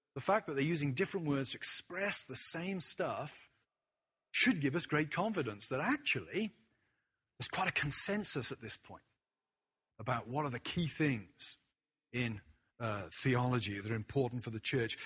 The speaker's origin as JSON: {"language": "English", "country": "United Kingdom", "said": "as a British person"}